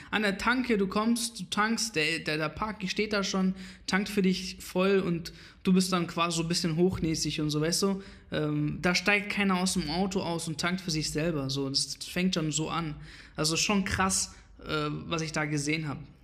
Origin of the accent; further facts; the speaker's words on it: Iraq; now in Germany; ich komme quasi aus dem Irak